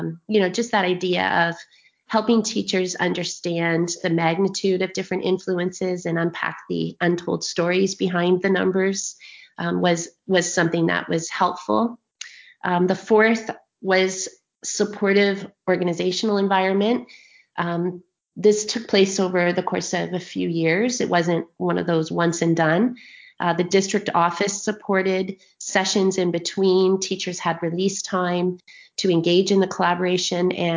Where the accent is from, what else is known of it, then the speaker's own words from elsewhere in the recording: Ontario, Canada; I'm from Ontario, Canada